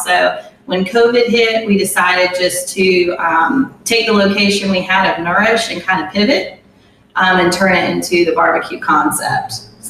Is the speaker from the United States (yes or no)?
yes; Beaufort, North Carolina, United States; And I grew up in Beaufort. So pretty local to the area.